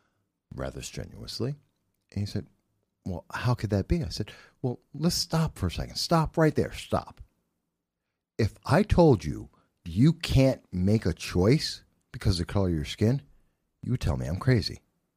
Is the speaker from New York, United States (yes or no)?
yes; New York City, New York, United States; I'm from the Bronx.